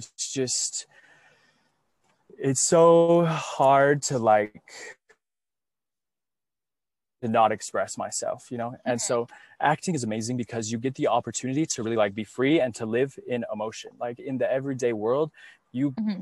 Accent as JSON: {"language": "English", "region": "Utah", "country": "United States", "tie": "born or raised there", "moved": "yes", "lives_now": "Pasadena, United States", "said": "I was raised Mormon in Utah"}